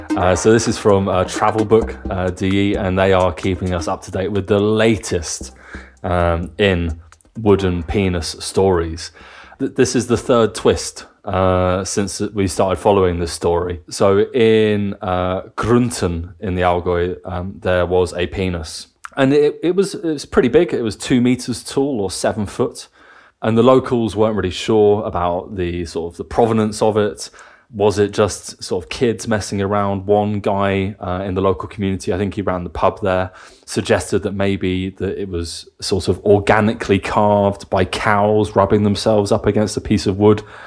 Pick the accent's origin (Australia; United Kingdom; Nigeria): United Kingdom; England; moved away as an adult; also born or lived in Cardiff / Bavaria; now in Germany; growing up in England and going to university in Cardiff.